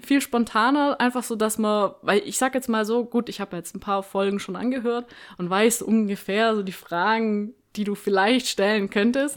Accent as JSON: {"language": "German", "town": "Stuttgart", "region": "Baden-Württemberg", "country": "Germany", "tie": "born or raised there", "moved": "yes", "said": "ich bin ja Stuttgarter Kind"}